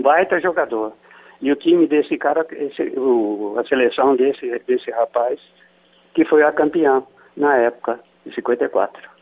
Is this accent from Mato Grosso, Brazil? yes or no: no; São Paulo, Brazil; moved away as an adult; also born or lived in Rio de Janeiro / Qatar; de São Paulo, que é a minha terra